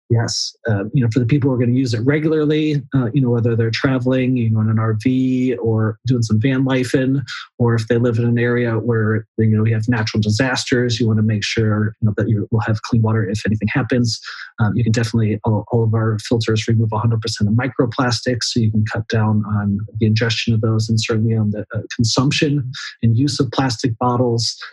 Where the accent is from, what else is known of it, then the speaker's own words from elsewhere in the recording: Florida, United States; growing up in Florida